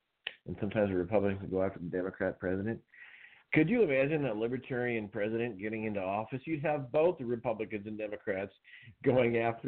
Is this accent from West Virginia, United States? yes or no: no; Iowa, United States; I was born and raised in Iowa